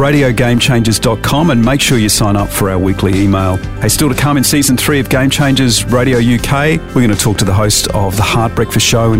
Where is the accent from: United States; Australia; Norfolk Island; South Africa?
Australia; Adelaide, South Australia; Adelaide, my hometown in Australia